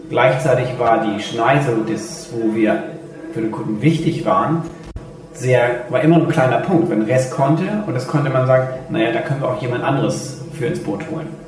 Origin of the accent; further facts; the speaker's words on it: Hamburg, Germany; also born or lived in Rome, Italy; gebürtiger Römer mit österreichischem Pass und lebt schon immer in Deutschland, vor allen Dingen hier in Hamburg.